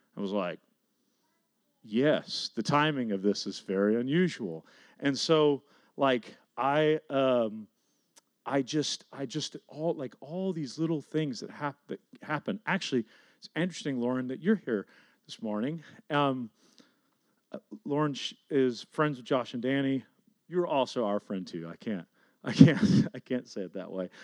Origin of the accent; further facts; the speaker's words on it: Garland, Texas, United States; the neighborhood that I grew up in. And so I was driving around South Garland